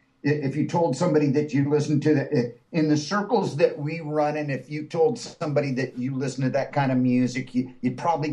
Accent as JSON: {"language": "English", "region": "Southern California", "country": "United States", "tie": "born or raised there", "said": "Well, I grew up in Southern California"}